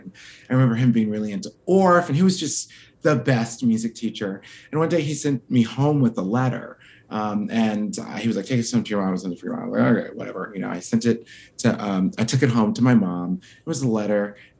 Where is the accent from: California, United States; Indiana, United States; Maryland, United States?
Maryland, United States; Baltimore; I grew up in Baltimore, Maryland.